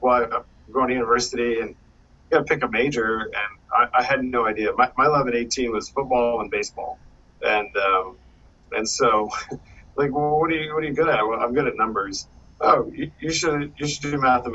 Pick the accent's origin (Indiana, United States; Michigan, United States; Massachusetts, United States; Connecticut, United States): Massachusetts, United States; moved away as an adult; also born or lived in the South / New York City; I grew up in Massachusetts, pretty rural Massachusetts